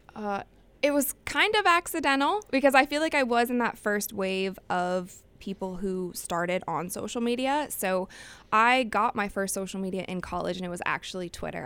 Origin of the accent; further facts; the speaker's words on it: Cleveland, Ohio, United States; moved away; I will be going to Cleveland. That's my hometown.